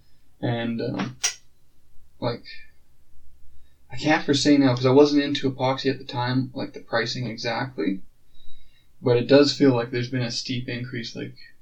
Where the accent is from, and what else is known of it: Lloydminster, Canada